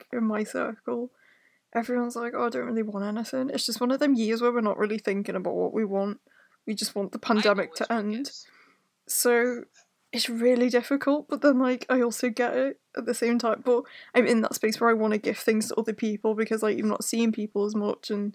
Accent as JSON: {"language": "English", "town": "Liverpool", "region": "North West England", "country": "United Kingdom", "tie": "born or raised there", "moved": "yes", "said": "I grew up in Liverpool, and then when we moved, I was there more often."}